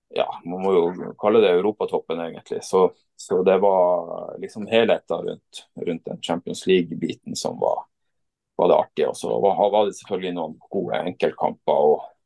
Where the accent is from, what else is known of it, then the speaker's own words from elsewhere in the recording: Vadsø, Troms og Finnmark, Norway; hjemme i Vadsø